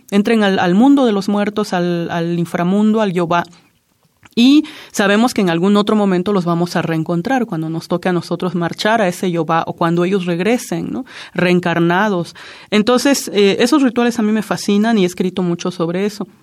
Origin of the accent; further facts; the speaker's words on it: Juchitán, Oaxaca, Mexico; first language Zapotec; Spanish is a second language; nací en Juchitán, Oaxaca